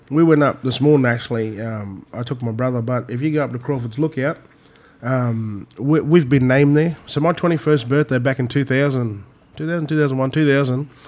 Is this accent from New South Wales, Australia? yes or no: no; Innisfail, Queensland, Australia; also born or lived in Brisbane; I'm um, born and bred in Innisfail